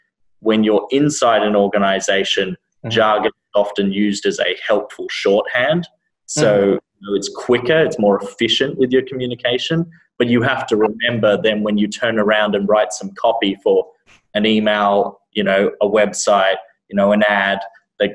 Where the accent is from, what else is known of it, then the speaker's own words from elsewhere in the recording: Sydney, New South Wales, Australia; moved away as an adult; also born or lived in Vietnam / Thailand; now in United States; I was born and raised in Sydney. Moved to America 3.5 years ago.